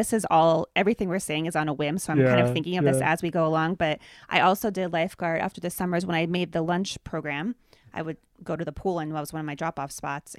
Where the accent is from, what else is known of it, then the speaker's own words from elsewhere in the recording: Pennsylvania, United States; I grew up in Pennsylvania, Dave grew up in Nebraska.